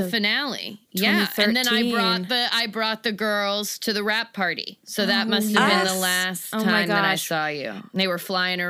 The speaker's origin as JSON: {"language": "English", "region": "Florida", "country": "United States", "tie": "born or raised there", "said": "I got into it the way most people get into it. I grew up in Florida."}